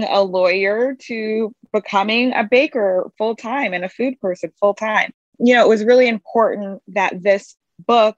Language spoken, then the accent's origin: English; Baton Rouge, Louisiana, United States; I'm from Baton Rouge, Louisiana